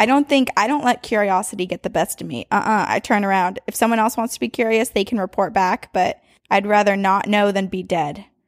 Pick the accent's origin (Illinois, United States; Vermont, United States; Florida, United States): Vermont, United States; Burlington; born or raised there; moved away